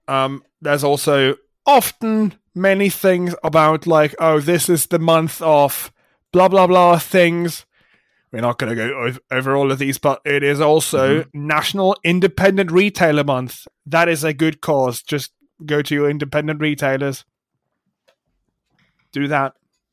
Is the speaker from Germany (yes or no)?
yes; Germany; English is a second language; If somebody listened to me who had no idea where I'm from They would never think that I'm German. And have hardly left Germany at that.